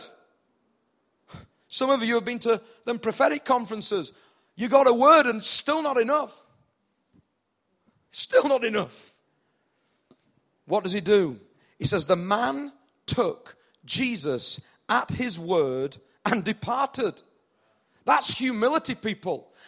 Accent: United Kingdom; accent: northern; In my northern accent

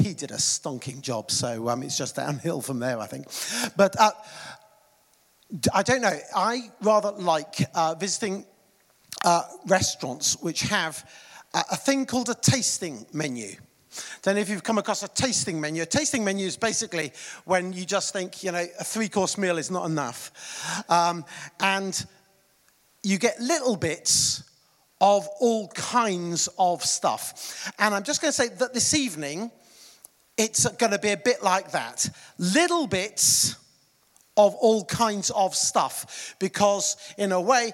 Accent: United Kingdom; I was born in the United Kingdom in 1967.

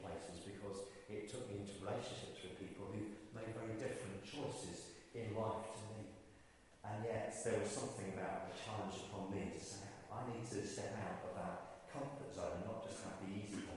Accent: Ireland; I grew up in Ireland, I used to fish as a boy

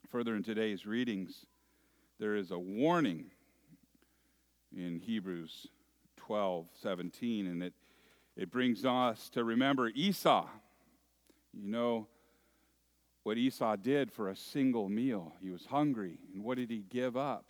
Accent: Moraga, California, United States; When I was a little boy, growing up in the San Francisco East Bay area in a little town

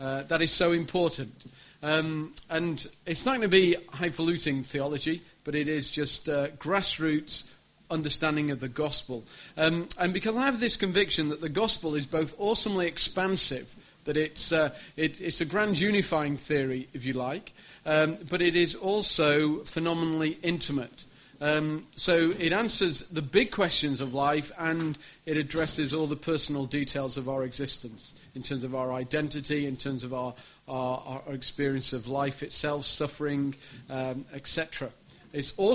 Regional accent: Sheffield, Yorkshire and the Humber, United Kingdom; I'm from Sheffield, which is a beautiful city in the north of the country

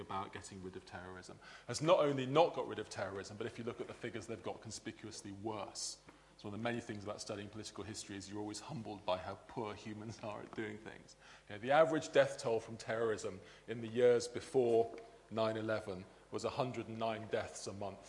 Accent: England, United Kingdom; also born or lived in Belfast, Northern Ireland; I was born here, and although I grew up in England, used to come on holiday every year to Northern Ireland

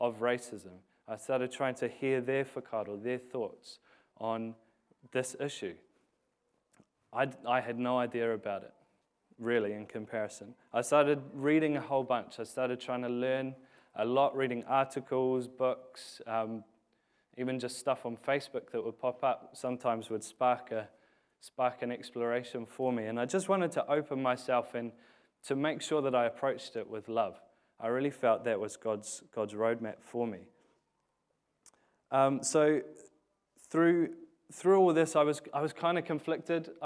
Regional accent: England, United Kingdom; now in New Zealand; I was born in England

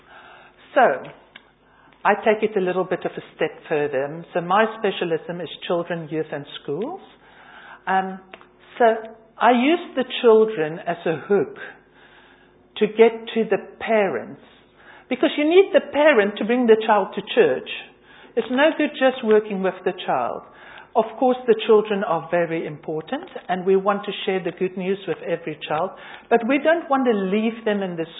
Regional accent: South Africa; now in London, United Kingdom; I'm originally from South Africa.

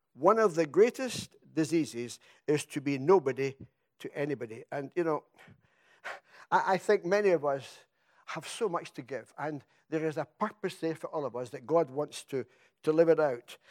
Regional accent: Scotland, United Kingdom; now in England; I come from Scotland

